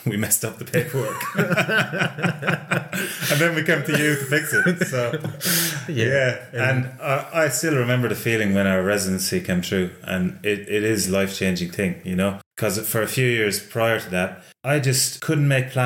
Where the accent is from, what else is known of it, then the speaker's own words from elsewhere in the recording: Ireland; now in New Zealand; Being Irish